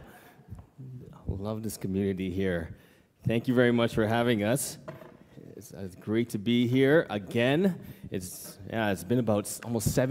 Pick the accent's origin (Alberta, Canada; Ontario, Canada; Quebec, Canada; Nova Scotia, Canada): Ontario, Canada; Toronto; moved away as an adult; also born or lived in Calgary; now in Cambodia; I grew up in the Toronto area here